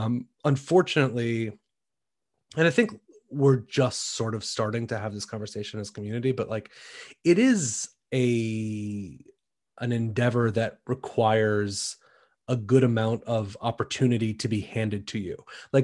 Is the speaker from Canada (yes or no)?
no; Shaker Heights, Ohio, United States; also born or lived in Washington, D.C.; I grew up I was born in Washington, D.C. Uh-huh. When I was a baby, I moved to Shaker Heights, Ohio, and that's where I grew up.